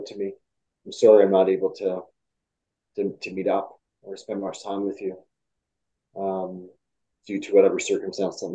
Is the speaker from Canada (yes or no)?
yes; Canada; us being Canadian